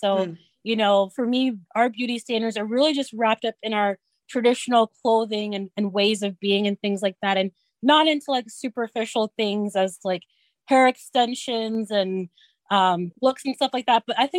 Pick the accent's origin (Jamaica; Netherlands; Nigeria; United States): Nigeria; Kogi; We're from Kogi State, and it's like smack dab in the middle of Nigeria. So we have influence from the south and the north.